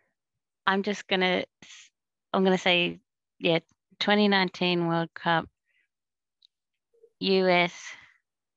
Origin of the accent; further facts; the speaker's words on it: Mackay, Queensland, Australia; I'm from Mackay, which is quite a bit further north